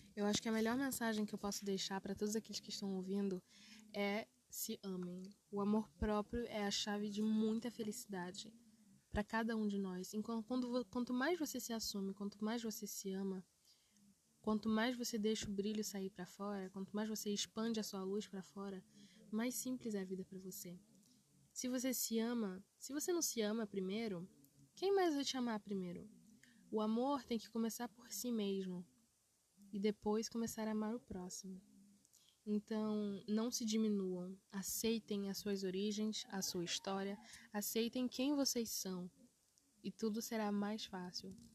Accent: Brazil; also born or lived in Africa; quando tinha quase 8 anos, quando eu me mudei para o Brasil

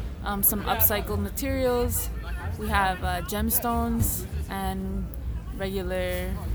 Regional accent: Elizabeth, New Jersey, United States; I'm from Elizabeth, New Jersey

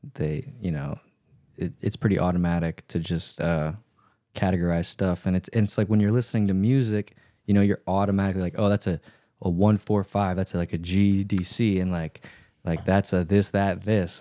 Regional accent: Louisiana, United States; I grew up in Louisiana

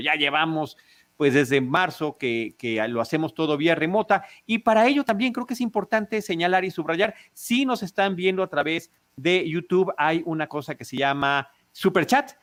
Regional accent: Mexico; now in Mexico City, Mexico; podemos identificarnos como mexicanos por completo

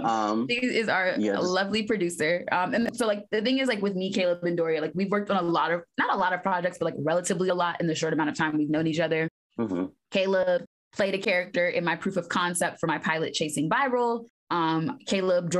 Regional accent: Washington, District of Columbia, United States; originally from Washington, D.C., born and raised, second generation D.C., actually

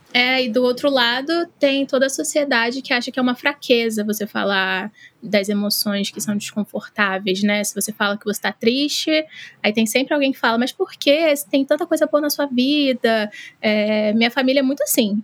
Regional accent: Baixada Fluminense, Rio de Janeiro, Brazil; eu sou da Baixada Fluminense, aqui no Rio de Janeiro

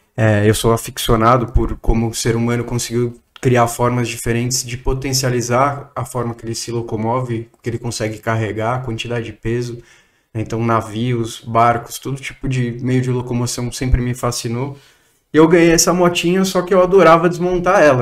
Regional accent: Cotia, São Paulo, Brazil; eu sou nascido em São Paulo. A minha mãe é nascida no interior de São Paulo. Meu pai é nascido em São Paulo também. É, eu tive uma infância, uma grande maior parte dela na Granja Viana, em Cotia, que é um município aqui perto de São Sim. Paulo

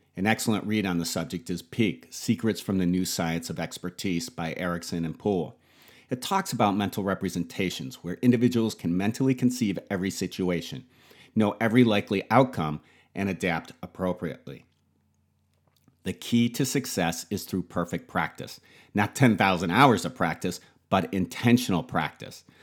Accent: Buffalo, New York, United States; Being born and raised in Buffalo

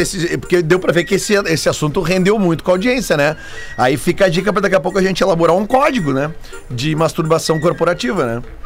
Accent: Porto Alegre, Rio Grande do Sul, Brazil; Eu me criei ali na Avenida Farrapos. Nasci na Avenida Farrapos

